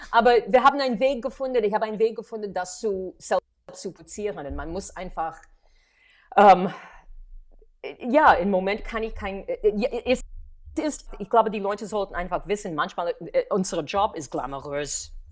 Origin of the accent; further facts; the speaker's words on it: New York City, New York, United States; German is a second language; moved away as an adult; now in Berlin, Germany; ich komme aus New York in die 80er, so I had the chutzpah zu sagen, ich miete mich.